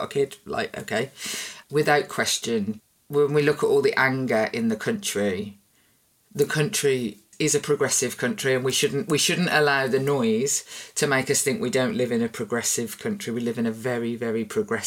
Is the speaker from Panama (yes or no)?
no; Birmingham, West Midlands, United Kingdom; I'm from Birmingham